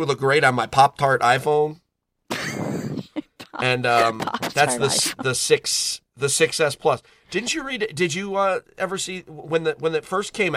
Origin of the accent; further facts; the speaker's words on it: Connecticut, United States; I'm from Connecticut.